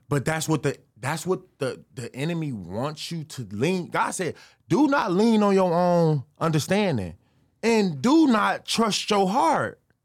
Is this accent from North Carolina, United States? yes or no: no; Chicago, Illinois, United States; also born or lived in Detroit, Michigan; I moved from Detroit to Chicago when I was seven